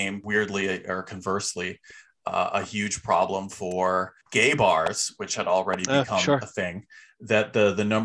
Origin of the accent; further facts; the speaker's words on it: Chicago, Illinois, United States; moved away; I'm from Chicago originally